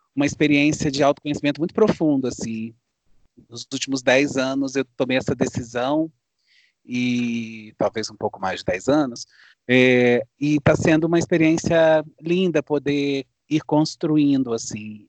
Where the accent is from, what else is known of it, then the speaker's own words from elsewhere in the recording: Guaçuí, Espírito Santo, Brazil; Eu sou de Guaçuí, no Espírito Santo, também numa serra